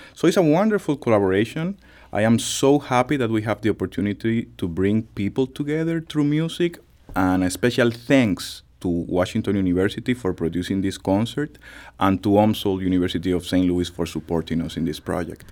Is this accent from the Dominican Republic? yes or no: yes; Dominican Republic; moved away; my country, the Dominican Republic